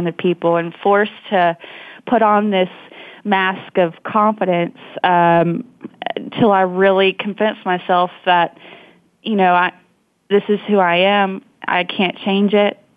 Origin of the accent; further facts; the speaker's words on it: Montgomery, Alabama, United States; also born or lived in Georgia; I was born in Montgomery, Alabama, and I grew up primarily in Alabama and Georgia